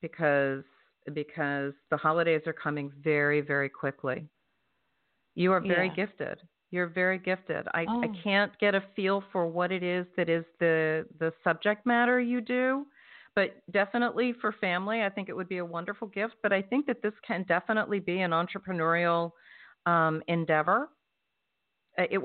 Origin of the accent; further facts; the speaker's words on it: New Jersey, United States; That's where I'm from. I'm from South Jersey.